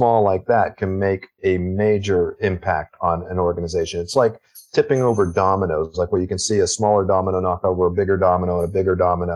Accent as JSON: {"language": "English", "region": "Texas", "country": "United States", "tie": "born or raised there", "moved": "yes", "lives_now": "Calgary, Canada", "said": "I grew up in Texas. My father was in the military and Air Force"}